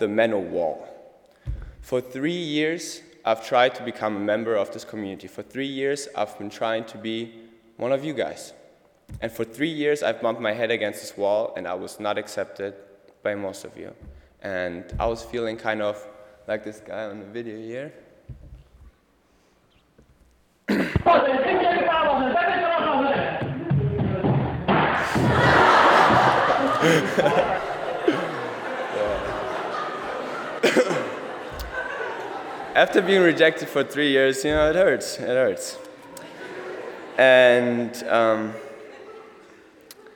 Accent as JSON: {"language": "English", "region": "Berlin", "country": "Germany", "moved": "as an adult", "lives_now": "Goshen, United States", "said": "I'm from Berlin, Germany."}